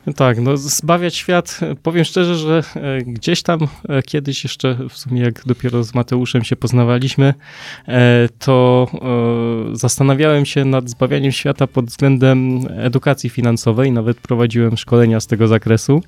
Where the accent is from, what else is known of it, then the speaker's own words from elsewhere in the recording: Poland; tutaj się urodziłem